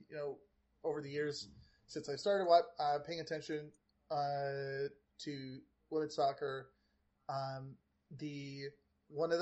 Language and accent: English; Canada; me as a Canadian